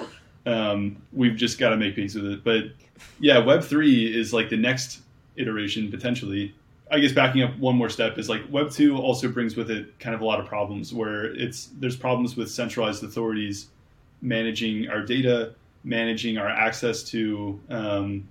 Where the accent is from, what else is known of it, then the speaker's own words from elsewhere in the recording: Cincinnati, Ohio, United States; Growing up in Cincinnati, like, I had to spell my name in a very funny way